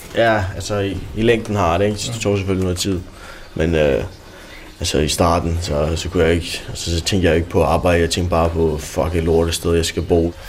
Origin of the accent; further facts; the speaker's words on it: Denmark; jeg var dansker. Jeg var en af de eneste danskere på skolen